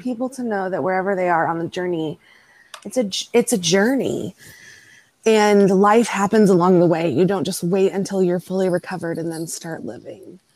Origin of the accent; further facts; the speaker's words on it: Texas, United States; live in my hometown and raise children in my hometown.